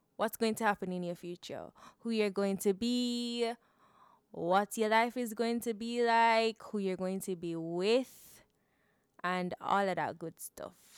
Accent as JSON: {"language": "English", "country": "Jamaica", "tie": "born or raised there", "said": "growing up in Jamaica"}